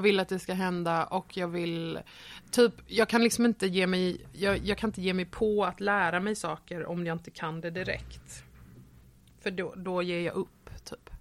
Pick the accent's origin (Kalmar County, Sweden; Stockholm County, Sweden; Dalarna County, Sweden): Kalmar County, Sweden; Nybro; moved away as an adult; also born or lived in Varberg / Falkenberg; now in Malmö, Sweden; Och då flyttade vi till Nybro som ligger på östkusten